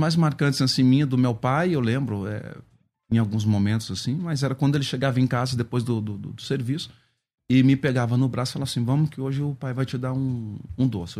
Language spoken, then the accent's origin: Portuguese; São Paulo, Brazil; Zona Norte de São Paulo, é, o bairro ali do Carandiru, onde eu cresci, onde eu nasci